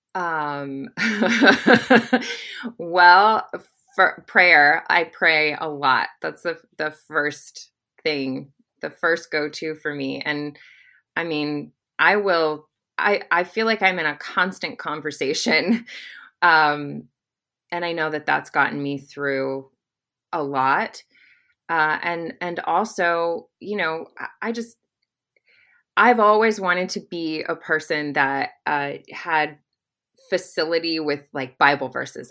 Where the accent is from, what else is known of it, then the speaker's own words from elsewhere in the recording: Arkansas, United States; we're both from Arkansas